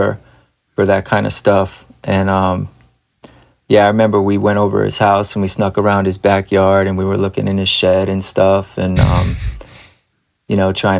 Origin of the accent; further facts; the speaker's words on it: Groton, Connecticut, United States; It's called Groton, Connecticut